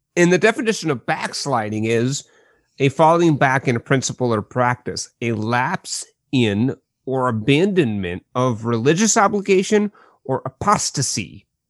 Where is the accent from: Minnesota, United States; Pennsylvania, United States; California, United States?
Minnesota, United States; Midwest; I am a Midwesterner